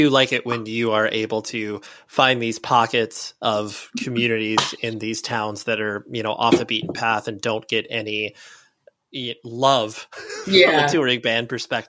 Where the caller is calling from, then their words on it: California, United States; I'm in Southern California, more specifically.